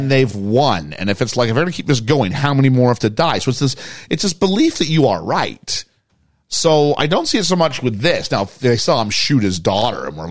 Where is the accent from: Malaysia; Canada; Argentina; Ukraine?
Canada; good Canadians